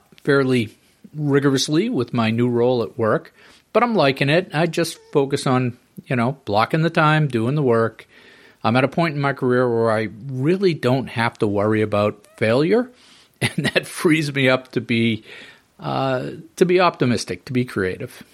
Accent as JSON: {"language": "English", "region": "New England", "country": "United States", "tie": "born or raised there", "said": "I'm a New England prep school guy myself"}